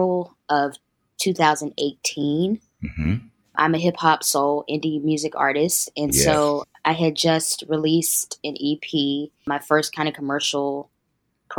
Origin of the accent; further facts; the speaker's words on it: Greensboro, North Carolina, United States; moved away as an adult; now in Atlanta, United States; I'm originally from a small town called Greensboro, North Carolina.